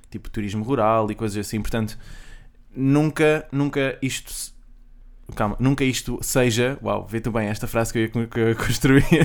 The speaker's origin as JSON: {"language": "Portuguese", "region": "Algarve", "country": "Portugal", "said": "Como Algarvio"}